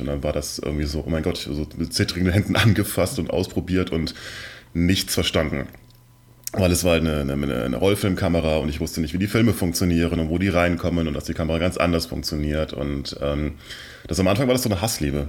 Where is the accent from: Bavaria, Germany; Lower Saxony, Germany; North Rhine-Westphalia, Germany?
North Rhine-Westphalia, Germany; near Cologne; also born or lived in Mannheim; now in Berlin, Germany; ich bin in der Nähe von Köln aufgewachsen